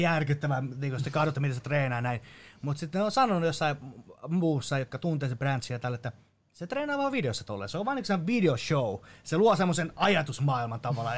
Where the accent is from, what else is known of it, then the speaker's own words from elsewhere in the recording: Finland; Mä oon täysin suomalainen